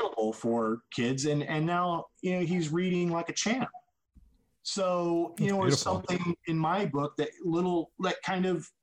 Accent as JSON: {"language": "English", "region": "Indiana", "country": "United States", "moved": "as an adult", "lives_now": "Los Angeles, United States", "said": "I've lived here for 25 years. I'm not originally from here. I'm from Indiana"}